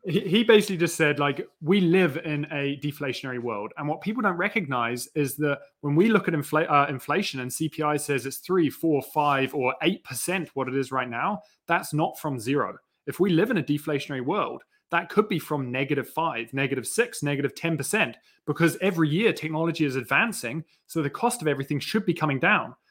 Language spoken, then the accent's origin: English; New Zealand; accent: New Zealand British; so I grew up in New Zealand. I've got, like, a bit of a New Zealand British accent.